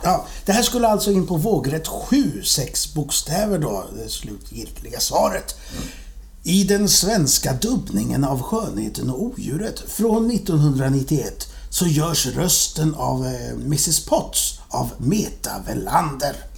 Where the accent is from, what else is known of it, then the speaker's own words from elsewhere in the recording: Sweden; jag är ju från Sverige också